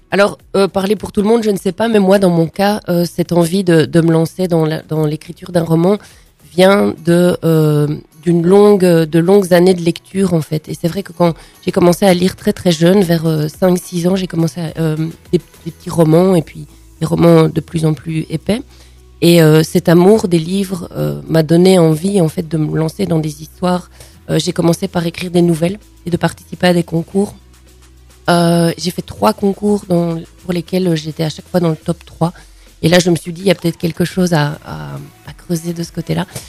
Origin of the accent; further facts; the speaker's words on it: Thuin, Wallonia, Belgium; dans ma ville natale, qui est la ville de Toin